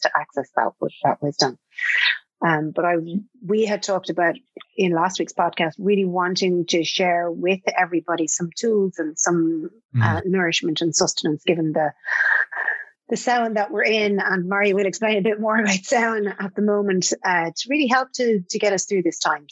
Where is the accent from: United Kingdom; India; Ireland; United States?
Ireland; as an Irish person